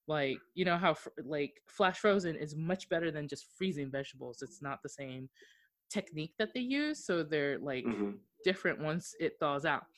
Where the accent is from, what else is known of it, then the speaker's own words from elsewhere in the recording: Okinawa, Japan; especially us being from overseas and me growing up in Okinawa, some of these foods don't taste right.